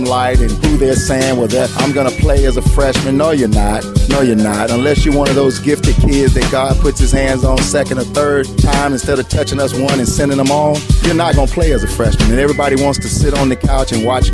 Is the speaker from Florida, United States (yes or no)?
no; Tuscaloosa, Alabama, United States; moved away as an adult; now in Chicago, United States; I'm from Tuscaloosa, Alabama. Played in Northside High School.